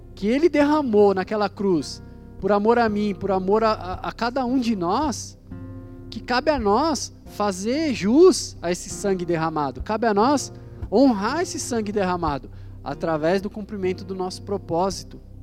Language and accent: Portuguese; Guarulhos, São Paulo, Brazil; nós somos de Guarulhos